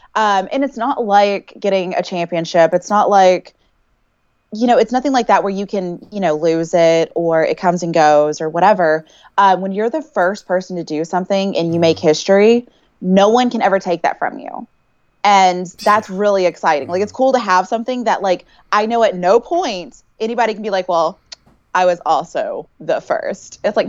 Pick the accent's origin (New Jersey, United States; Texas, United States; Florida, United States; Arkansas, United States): Texas, United States; It's something I haven't used in a long time, but I feel like, okay, I'm from Texas.